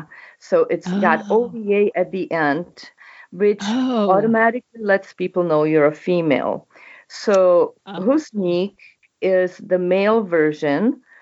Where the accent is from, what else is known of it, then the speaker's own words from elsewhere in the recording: Czechia; English is a second language; moved away as an adult; also born or lived in Canada; now in United States; which I was born and raised in Czechoslovakia, what used to be Czechoslovakia. It is now Czech Republic.